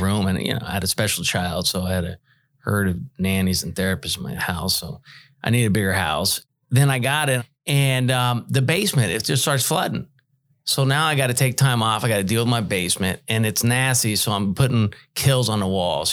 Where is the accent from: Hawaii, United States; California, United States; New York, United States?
California, United States; Bay Area; moved away; I'm from the Bay Area in California